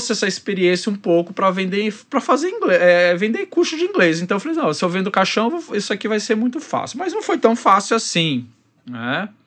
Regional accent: São Paulo, Brazil; now in Rio de Janeiro, Brazil; Eu vim de São Paulo, sou paulistano.

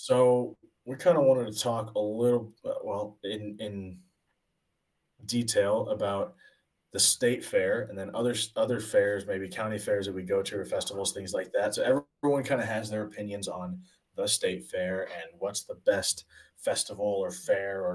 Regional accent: Springfield, Illinois, United States; the Illinois State Fair in my hometown of Springfield, Illinois

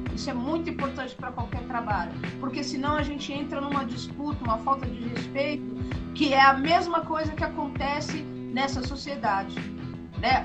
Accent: São Paulo, Brazil; eu nasci na Brasilândia

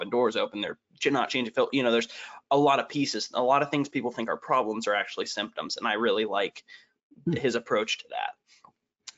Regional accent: Northeast Ohio, United States; now in Lima, United States; I'm in Lima. I'm from Northeast.

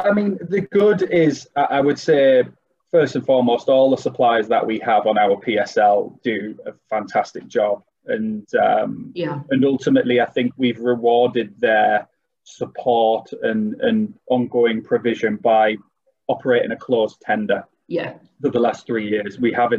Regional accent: Middlesbrough, North East England, United Kingdom; accent: North East; now in Darlington, United Kingdom; Yeah, very much so. I'm originally from Middlesbrough.

